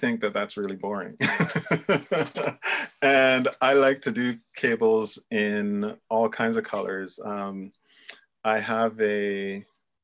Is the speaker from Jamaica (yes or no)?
yes; Jamaica; I was born in Jamaica, but I've traced my lineage back a little bit. And there is Scottish and Irish descent in there too